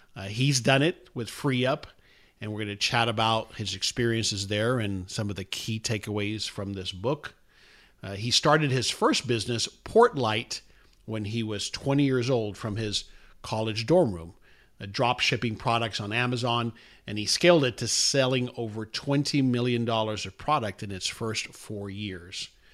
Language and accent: English; South Florida, United States; moved away; I'm from South Florida originally